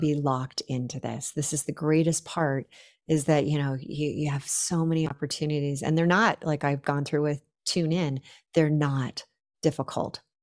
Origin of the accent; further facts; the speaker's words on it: Silicon Valley, California, United States; I grew up in the Silicon Valley